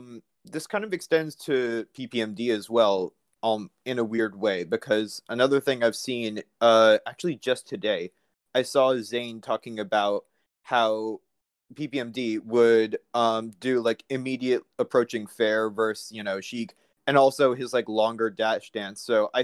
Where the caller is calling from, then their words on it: Manhattan, New York, United States; out of Manhattan.